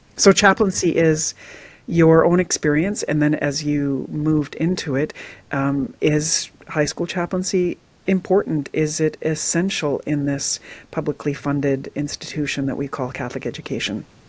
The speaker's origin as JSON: {"language": "English", "region": "British Columbia", "country": "Canada", "tie": "born or raised there", "said": "I grew up in Western Canada in, in BC"}